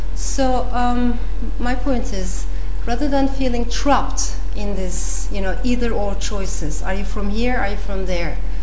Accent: Turkey; moved away; also born or lived in Strasbourg, France; I came back to Turkey with my mother.

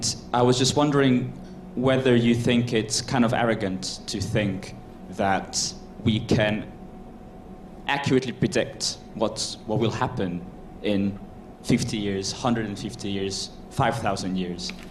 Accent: Hungary; now in London, United Kingdom; a student here at LSE, but I'm originally from Hungary

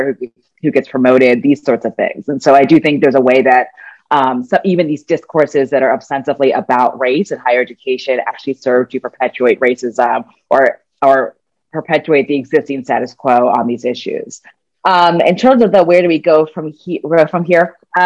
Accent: United States; as an American, as a U.S. citizen

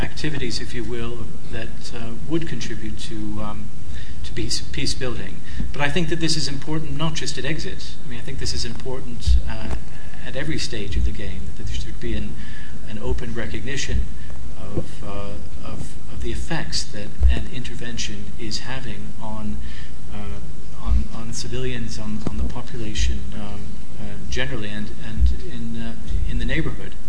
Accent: North Macedonia; I come from Macedonia

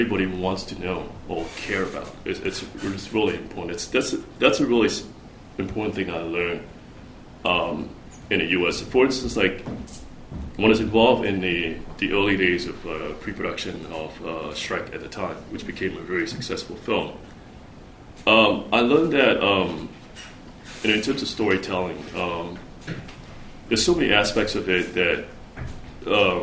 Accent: Singapore; moved away as an adult; also born or lived in United States; growing up in Asia, you know, and especially in Singapore, I left Singapore when I was 20

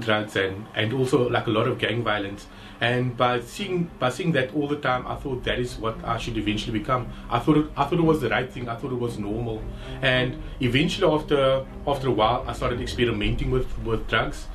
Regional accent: Cape Town, Western Cape, South Africa; Growing up on the Cape Flats

